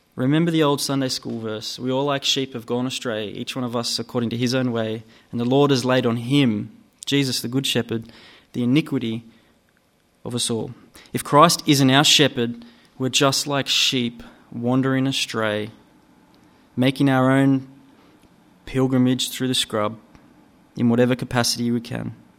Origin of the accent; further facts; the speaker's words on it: Gunnedah, New South Wales, Australia; now in Newcastle, Australia; I grew up in Gunnedah, out west, about four and a half hours northwest from here